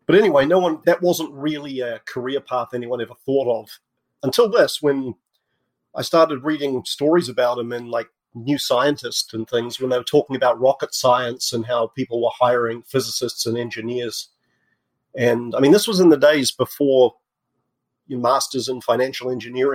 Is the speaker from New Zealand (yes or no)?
yes; New Zealand; moved away as an adult; also born or lived in England; I was born in New Zealand. I did my undergrad in physics there.